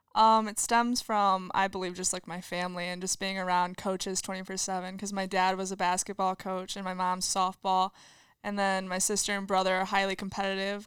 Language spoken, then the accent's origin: English; LaSalle, Illinois, United States; I am from LaSalle, Peru